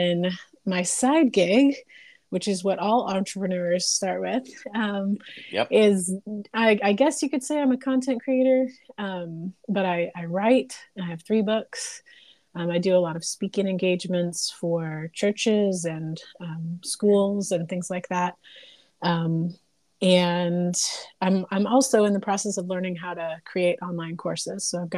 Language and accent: English; the Bible Belt, United States; I grew up in the Bible Belt and grew up in a conservative area